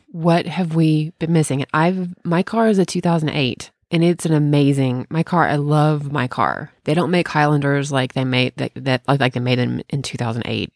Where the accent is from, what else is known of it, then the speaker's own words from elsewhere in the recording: Bartlett, Tennessee, United States; also born or lived in Memphis, Tennessee; I'm from Memphis, Tennessee. I was born and raised in Bartlett